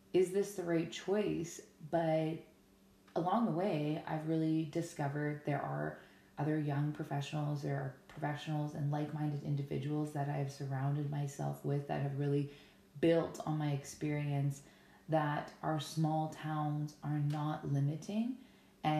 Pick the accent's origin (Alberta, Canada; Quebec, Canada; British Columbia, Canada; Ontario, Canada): Alberta, Canada; Ponoka; also born or lived in Bluffton, Alberta / Lethbridge, Alberta; now in Stettler, Canada; I am born and raised in Pinoca, Alberta, which I always like to tell people is the cowboy town